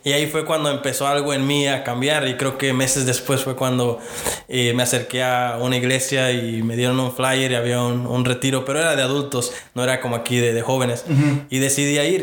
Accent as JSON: {"language": "Spanish", "region": "Virginia", "country": "United States", "moved": "yes", "said": "yo vengo de Virginia, ah, este, allá mis papás este, llegaron, allá han, eh, hecho su vida y, yo allá fue donde di mis primeros pasos en lo que es mi, fe hoy en día"}